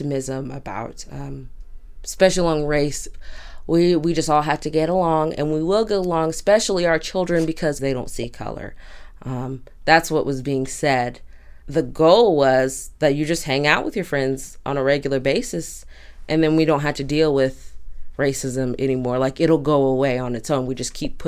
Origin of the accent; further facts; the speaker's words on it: Durham, North Carolina, United States; My parents moved my entire family here when I was 5 years old and grew up here for a big portion of my life, considered Durham my home more than anywhere else.